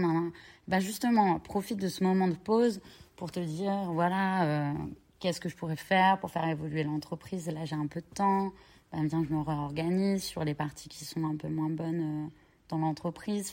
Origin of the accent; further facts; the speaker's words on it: Cherbourg, Normandy, France; moved away as an adult; je suis originaire de Cherbourg.